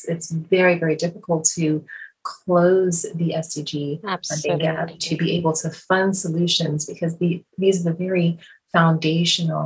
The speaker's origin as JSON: {"language": "English", "region": "Midwest", "country": "United States", "said": "I am actually from the Midwest"}